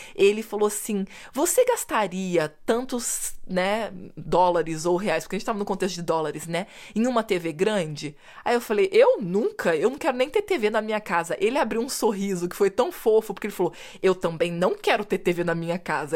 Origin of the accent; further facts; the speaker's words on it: Brazil; eu, como boa brasileira